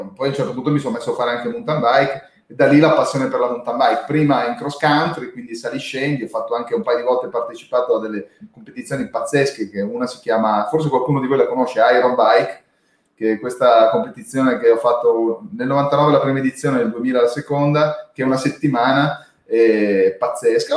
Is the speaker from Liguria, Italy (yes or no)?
no; Domodossola, Piedmont, Italy; essendo nato e cresciuto a Domodossola